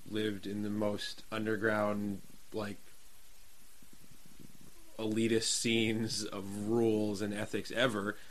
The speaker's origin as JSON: {"language": "English", "region": "New Jersey", "country": "United States", "tie": "born or raised there", "said": "growing up in Jersey scene"}